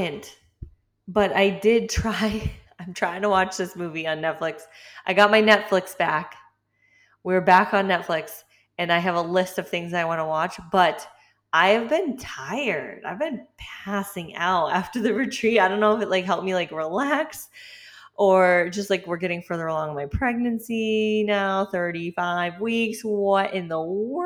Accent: Massachusetts, United States; moved away; I'm from Massachusetts originally

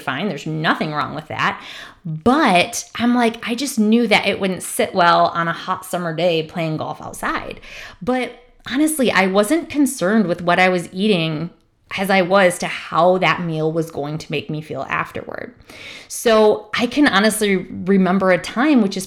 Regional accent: Michigan, United States; I'm from Michigan

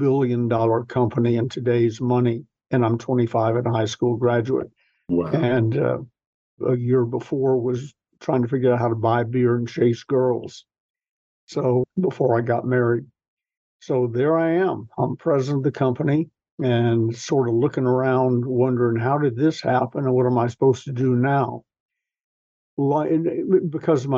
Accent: the South, United States; I'm a Southern gentleman

